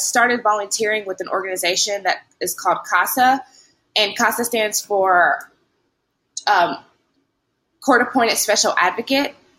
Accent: Lewisburg, Tennessee, United States; moved away as an adult; also born or lived in Newark, New Jersey / Knoxville, Tennessee / Dallas, Texas / New York; now in Louisiana, United States; I'm originally from Jersey, from Newark, um, but I grew up in Lewisburg, Tennessee

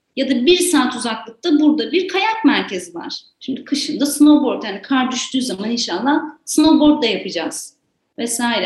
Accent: İzmir, Turkey; moved away as an adult; also born or lived in Ankara / Istanbul; now in Ordu, Turkey; Zaten İzmirliyim işte. İzmir'de büyüdüm, üniversiteyi orada okudum

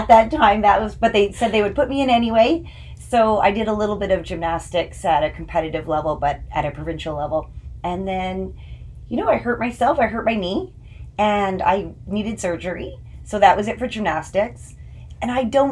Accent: Portage la Prairie, Manitoba, Canada; also born or lived in Winnipeg; as a kid, I grew up in Portage la Prairie. I lived there till I was 10

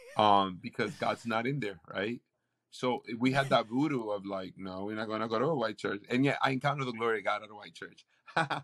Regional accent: Puerto Rico; now in Tampa, United States; I was literally born and raised in the Pentecostal church in Puerto Rico.

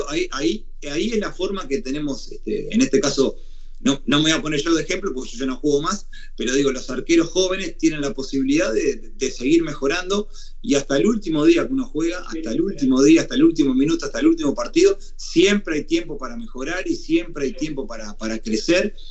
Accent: Uruguay; born or raised there; moved away as an adult; also born or lived in Italy

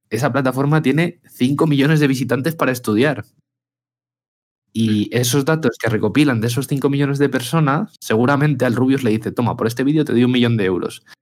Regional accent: Spain; que yo soy español y quiero que mi contenido que yo produzco en España y donde yo pago, donde yo vivo, pague en mi país

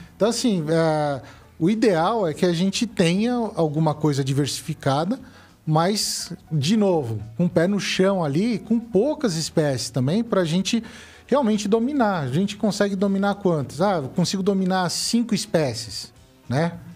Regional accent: São Paulo, Brazil; moved away as an adult; eu vim de São Paulo

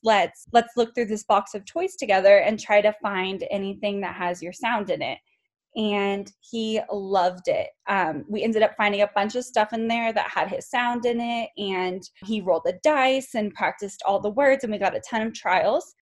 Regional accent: California, United States; moved away as an adult; now in Colorado, United States; I grew up in California and went to California State University Long Beach

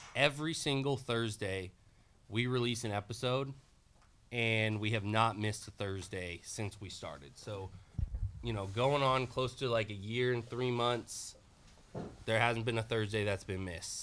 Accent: Bay Area, California, United States; also born or lived in Roseville, California; now in Portland, United States; I grew up in the Bay Area until I was about 15 years old.

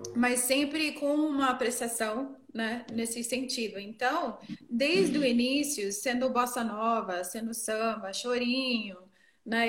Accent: near Boston, Northeastern United States, United States; first language English; Portuguese is a second language; moved away as an adult; also born or lived in Texas; now in Brazil; Eu sou do Nordeste dos Estados Unidos, perto de Boston, para cima de Nova York.

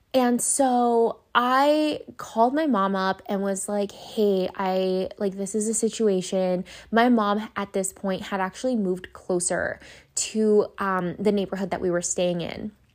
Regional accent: Los Angeles, California, United States; I went to five different elementary schools 'cause I moved back from East L A to the Valley multiple times as a kid until we finally settled down in, um, Canoga Park

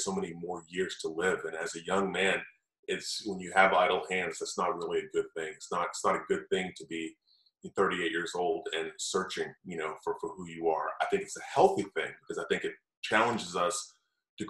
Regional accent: Tallahassee, Florida, United States; also born or lived in Gainesville, Florida; now in Tampa, United States; I grew up in Tallahassee

